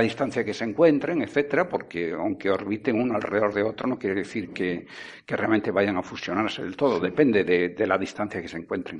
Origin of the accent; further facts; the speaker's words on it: Vigo, Galicia, Spain; now in Tenerife, Spain; Yo nací en Vigo, crecí allí, pero yo soy canario.